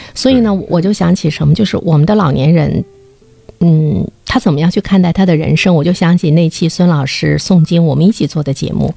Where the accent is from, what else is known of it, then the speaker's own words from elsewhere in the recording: China; 我们中国人